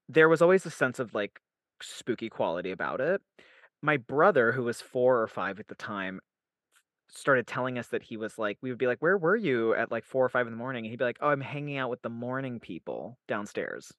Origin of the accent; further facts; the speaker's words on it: Utah, United States; also born or lived in Salt Lake City, Utah; I was raised in Salt Lake City, Utah, and then I was I grew up in a place called the Cove, which is in Utah County